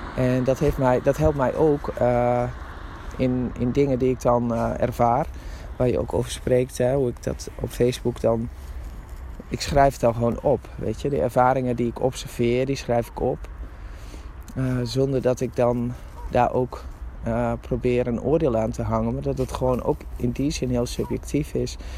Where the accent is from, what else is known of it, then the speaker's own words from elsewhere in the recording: Drenthe, Netherlands; Ik ben een Drentse van oorsprong